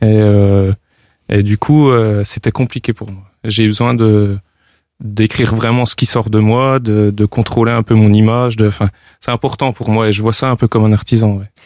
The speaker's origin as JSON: {"language": "French", "region": "Bourgogne-Franche-Comté", "country": "France", "tie": "born or raised there", "said": "je suis natif de la région de Franche-Comté"}